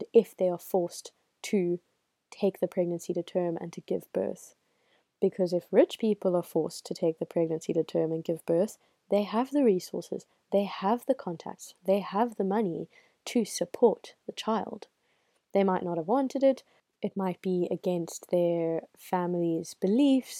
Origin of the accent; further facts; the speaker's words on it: South Africa; I am South African. I live in South Africa.